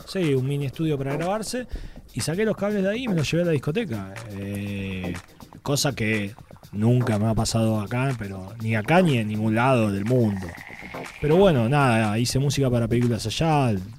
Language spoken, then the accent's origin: Spanish; Argentina; moved away as an adult; also born or lived in Spain; siendo argentino sobre todo en España